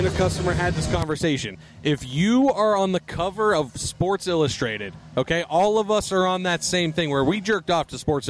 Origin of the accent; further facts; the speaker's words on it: Pennsylvania, United States; Stub. I'm from Pennsylvania